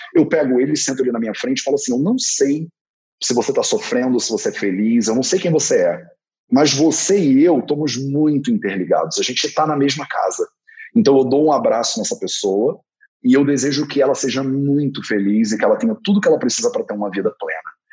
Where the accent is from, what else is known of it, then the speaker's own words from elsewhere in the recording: Rio de Janeiro, Brazil; Eu sou carioca, nasci numa família flamenguista, então eu sou carioca, flamenguista, homem, branco, hétero